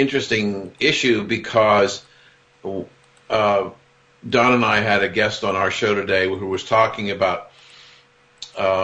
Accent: Columbus, Ohio, United States; growing up in Columbus, Ohio

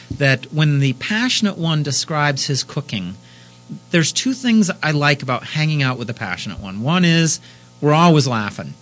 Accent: California, United States; now in Pittsburgh, United States; as a Californian by birth

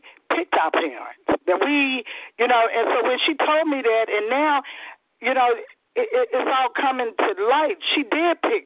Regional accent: St. Louis, Missouri, United States; also born or lived in California / New Orleans / Alabama; now in Georgia, United States; I'm from St. Louis.

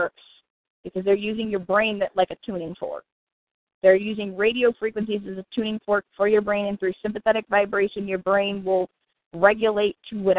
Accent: United States; as an American citizen

